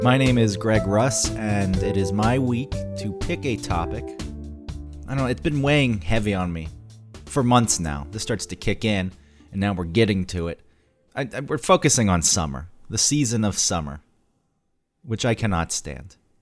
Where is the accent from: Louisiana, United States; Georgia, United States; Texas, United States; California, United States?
Georgia, United States; moved away; also born or lived in Newburgh, New York; growing up in Georgia